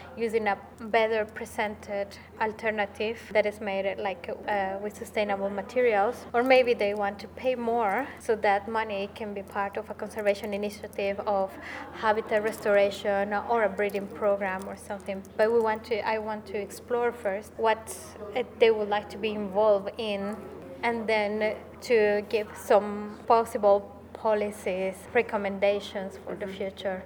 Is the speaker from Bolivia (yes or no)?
yes; Bolivia; moved away as an adult; now in United Kingdom; I come from Bolivia, but right now I'm doing my master's in conservation and rural development at the University of Kent